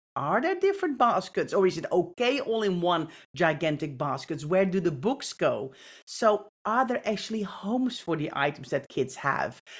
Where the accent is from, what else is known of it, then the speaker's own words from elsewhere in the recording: Netherlands; moved away; I grew up in the Netherlands.